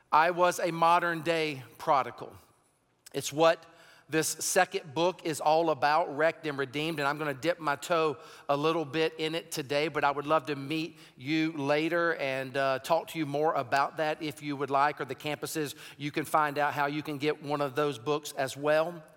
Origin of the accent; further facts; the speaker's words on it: Sumter, South Carolina, United States; also born or lived in Raleigh-Durham-Chapel Hill area, North Carolina; now in North Carolina, United States; I was born and raised in Sumter, South Carolina, grew up in a, in a very southern culture of hunting and sports